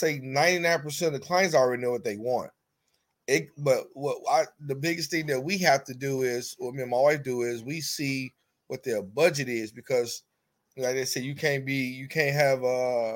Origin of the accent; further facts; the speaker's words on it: Chicago, Illinois, United States; I'm from Chicago